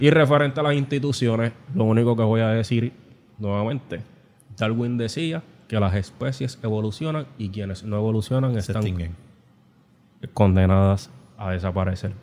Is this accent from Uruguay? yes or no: no; Puerto Rico; como sociedad puertorriqueña